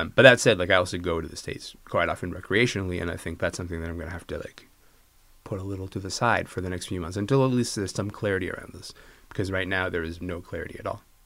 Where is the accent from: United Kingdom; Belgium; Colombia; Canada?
Canada; Kingston, Ontario; I'm from Kingston, Ontario.